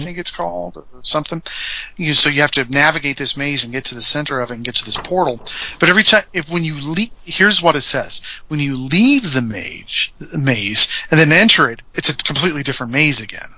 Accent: Indiana, United States; We're from Indiana.

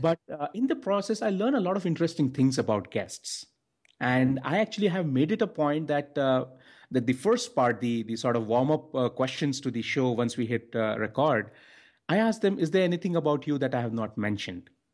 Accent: India; I'm from India

